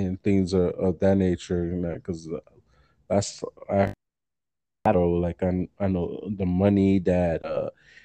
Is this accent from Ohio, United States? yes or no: no; New York, United States; moved away as an adult; now in Delaware, United States; I grew up in New York